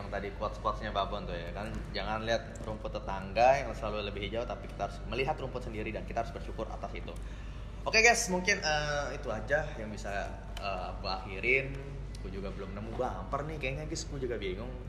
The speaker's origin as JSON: {"language": "Indonesian", "town": "Tangerang", "region": "Banten", "country": "Indonesia", "lives_now": "Malang, Indonesia", "said": "apalagi kita merantau dari Jakarta gue dari Tangerang"}